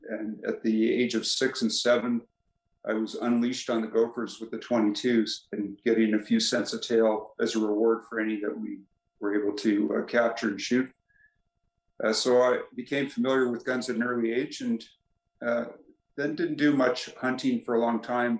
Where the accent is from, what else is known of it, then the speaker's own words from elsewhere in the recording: Edmonton, Alberta, Canada; moved away as an adult; also born or lived in Ohio / Birmingham, Alabama; now in Calgary, Canada; I grew up in Edmonton and uh, went to school there, including uh, medical school at the University of Alberta.